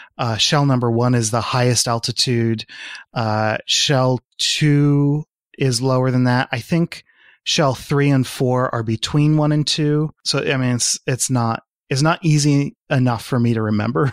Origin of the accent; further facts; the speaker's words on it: California, United States; as a Californian